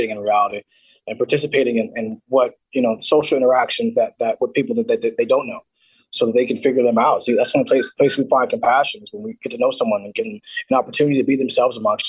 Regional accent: Seattle, Washington, United States

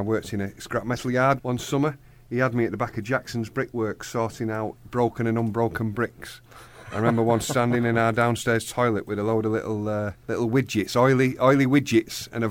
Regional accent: Denton, North West England, United Kingdom; I'm from Denton originally.

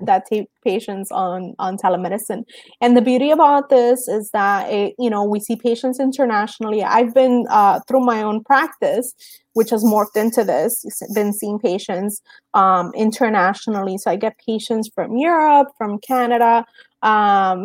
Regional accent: Cuba; moved away; I'm Cuban. I was born in Cuba.

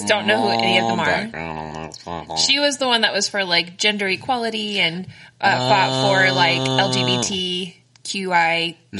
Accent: United States; I'm an American.

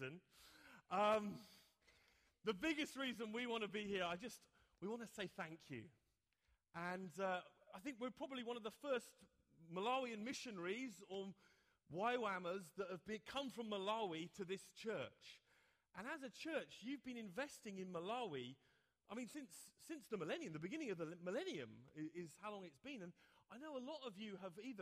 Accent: England, United Kingdom; me, an Englishman

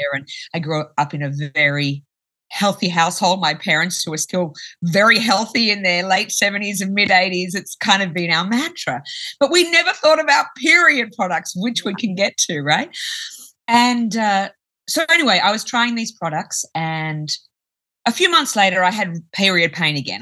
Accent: Australia; I'm from Australia

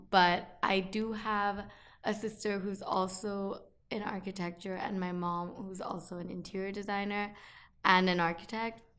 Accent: India; also born or lived in Syracuse, New York, United States; now in New York, United States; it's good to be back on the podcast. um, but yeah, I grew up in India, and then I studied architecture at Syracuse University.

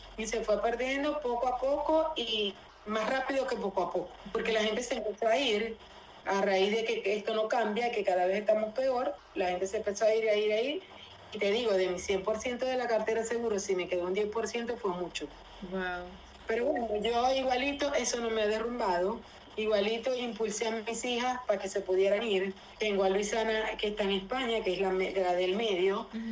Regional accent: Venezuela; yo nunca pensé ver en mi país, jamás pensé ver aquí en Venezuela

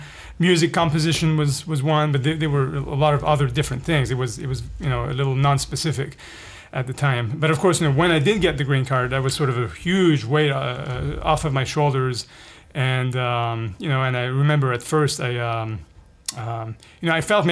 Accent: Paris, Île-de-France, France; moved away as an adult; also born or lived in Lebanon / Bay Area, California; now in California, United States; I ended up growing up in Paris for the next 15 years.

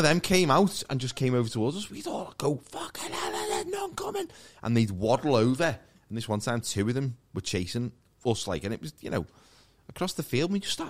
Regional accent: Maghull, North West England, United Kingdom; I grew up in McGull, and next to it was Kirby.

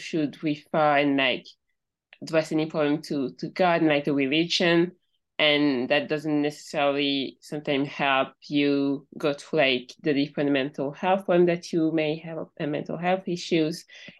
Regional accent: Cameroon; I'm from Cameroon, and growing up, I didn't really talk about mental health, like ever

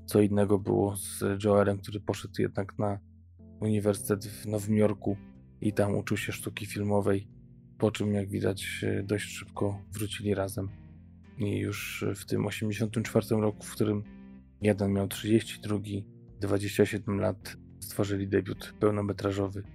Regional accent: Poland; u nas w Polsce

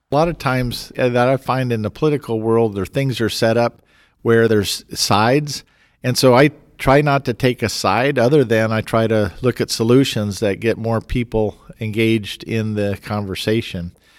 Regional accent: Fort Collins, Colorado, United States; Growing up in Fort Collins, and that's my hometown, when I was fourteen, I was mayor for the day

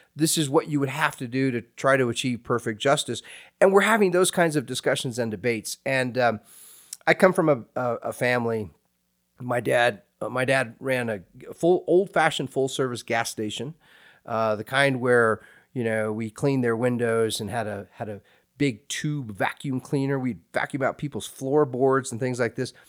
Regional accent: Hays, Kansas, United States; moved away; I went to a small state university there in my hometown, Fort Hays State University

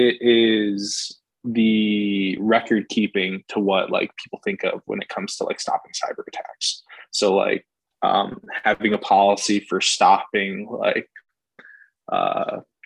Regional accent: Schaumburg, Illinois, United States; moved away as an adult; also born or lived in Carbondale, Illinois; now in Las Vegas, United States; I'm from Schaumburg, Illinois

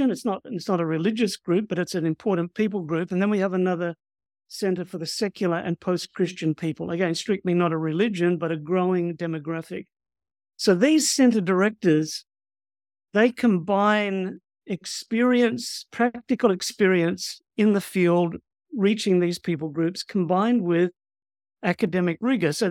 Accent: Fiji; born there; also born or lived in New Zealand / Australia; Well, my background is I was born in Fiji to missionary parents from Australia and then lived in New Zealand and in Australia.

